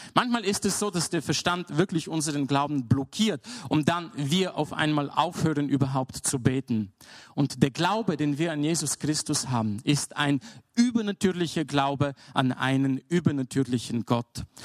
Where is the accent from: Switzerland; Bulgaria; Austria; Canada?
Bulgaria; moved away; Ich bin in Bulgarien aufgewachsen